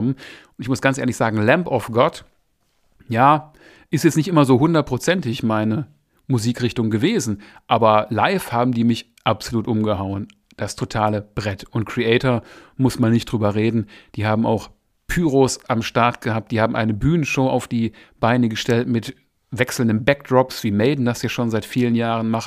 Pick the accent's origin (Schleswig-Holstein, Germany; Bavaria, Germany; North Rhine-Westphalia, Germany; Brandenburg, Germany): North Rhine-Westphalia, Germany; Essen; Essen ist meine alte Heimatstadt